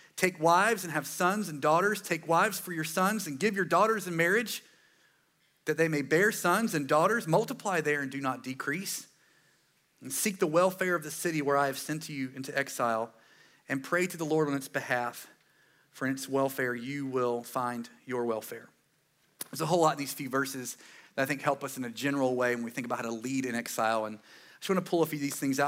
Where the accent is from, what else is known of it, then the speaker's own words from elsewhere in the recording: Eastern North Carolina, United States; I'm from here, East North Carolina. I'm pretty proud of it